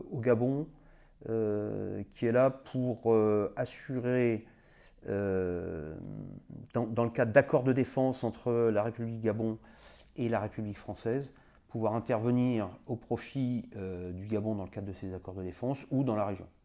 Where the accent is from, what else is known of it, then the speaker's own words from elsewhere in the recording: Madagascar; moved away; also born or lived in Senegal; moi, j'étais né en Afrique, j'avais vécu en Afrique, j'étais à Madagascar quand j'étais enfant, je suis né au Sénégal.